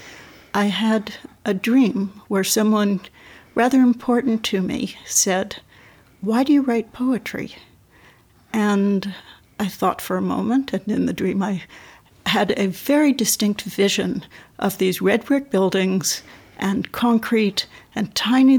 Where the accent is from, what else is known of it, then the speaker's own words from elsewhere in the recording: New York City, New York, United States; moved away; born and raised in New York City